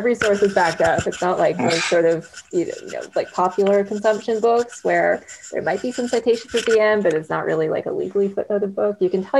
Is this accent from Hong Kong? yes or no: no; Canada; as a Canadian